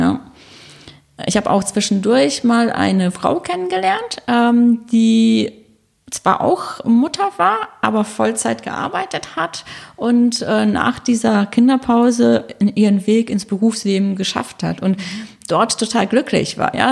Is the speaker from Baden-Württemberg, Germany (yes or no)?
no; North Rhine-Westphalia, Germany; moved away as an adult; now in Munich, Germany; ich komme aus Nordrhein-Westfalen, ja, ähm, dort ist auch meine Familie und dann nach dem Abitur habe ich beschlossen, nach München zu gehen.